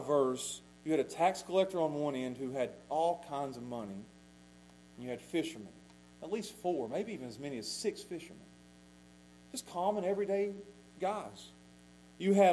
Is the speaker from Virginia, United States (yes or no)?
yes; Pound, Virginia, United States; I'm from Pound